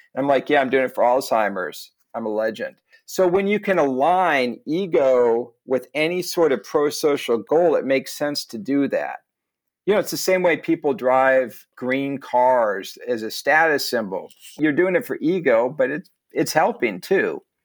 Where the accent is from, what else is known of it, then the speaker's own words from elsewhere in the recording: United States; As an American